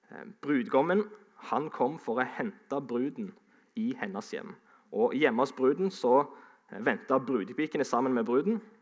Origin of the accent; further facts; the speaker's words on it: Sandnes, Rogaland, Norway; also born or lived in Ålesund; Jeg eh, er jo fra Sandnes, men jeg er stolt av å kunne si at jeg er egentlig halvt ålesunder.